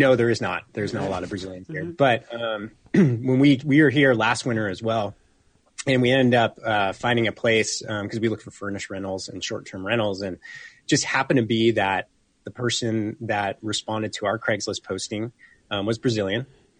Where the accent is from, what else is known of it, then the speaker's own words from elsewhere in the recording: Silicon Valley, Northern California, United States; moved away as an adult; also born or lived in Boston, Massachusetts; now in Whitefish, Montana, United States; growing up in Northern California